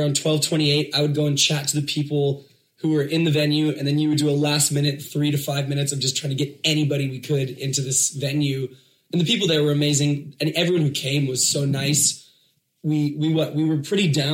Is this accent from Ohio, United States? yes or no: no; Chicago, Illinois, United States; moved away as an adult; also born or lived in New York; I grew up in Chicago